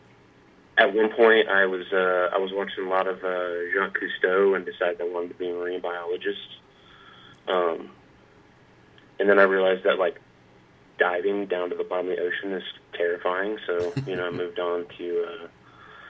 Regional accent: Jacksonville, Florida, United States; moved away as an adult; now in Nashville, United States; I grew up in Jacksonville, Florida. I'm a sort of quintessential Navy brat. Both my parents were in the Navy, and we landed in Jacksonville, Florida back when I was real young and ended up staying there

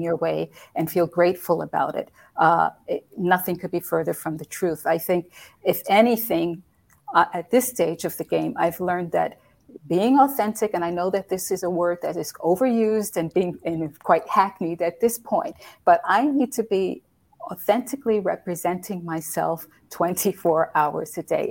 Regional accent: United States; moved away as an adult; also born or lived in Europe; being an American woman living in a country where English is not the, the spoken language

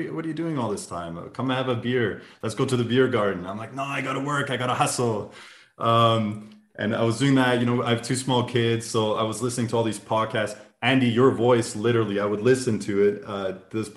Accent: Canada; now in Munich, Germany; So we're both Canadian, but we're living in Germany, actually. We're living in Munich.

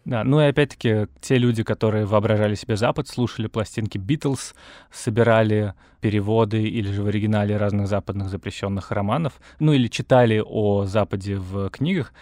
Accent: Moscow, Russia; я родился и вырос в Москве

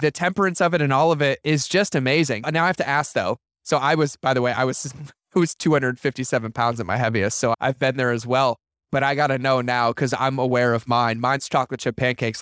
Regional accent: Massachusetts, United States; I grew up in Massachusetts

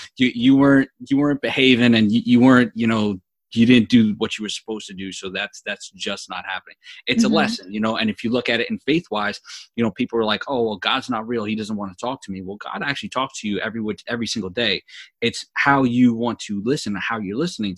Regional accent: New York, United States; me growing up in New York

